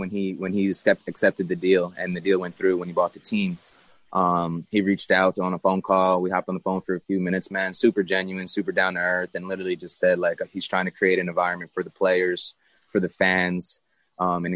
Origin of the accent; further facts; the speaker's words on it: Long Island, New York, United States; New York, it's my hometown